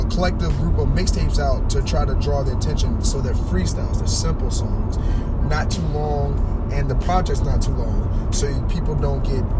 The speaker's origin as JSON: {"language": "English", "town": "Mechanicsville", "region": "Virginia", "country": "United States", "tie": "born or raised there", "also_born_or_lived": "Richmond, Virginia / Henrico County, Virginia", "said": "I was born in Richmond, Virginia. I grew up in Hanover County, outside of, like, right in Mechanicsville area."}